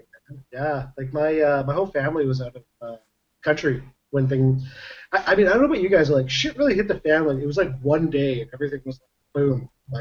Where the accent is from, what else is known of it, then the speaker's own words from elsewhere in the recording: Manitoba, Canada; moved away; also born or lived in Brandon, Manitoba / Winnipeg, Manitoba / Morden, Manitoba; I was actually born and raised in Manitoba.